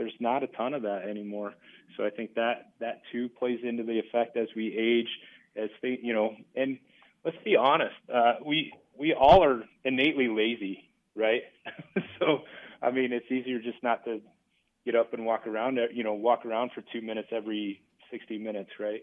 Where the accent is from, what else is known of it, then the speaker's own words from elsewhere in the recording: Battle Creek, Nebraska, United States; I'm from Battle Creek.